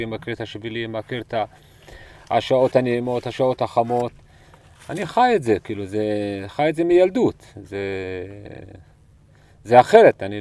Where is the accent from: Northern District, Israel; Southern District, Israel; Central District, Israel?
Southern District, Israel; ונולדתי בנחל חווה פה באזור, וגדלתי במכתש, בנחל פארן, בבירות עודד, סבא שלי קבור בבירות עודד